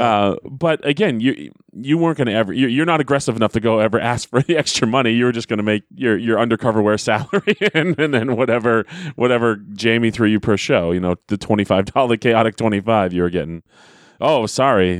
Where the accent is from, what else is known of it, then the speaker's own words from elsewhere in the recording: Manchester, New Hampshire, United States; I am from Manchester.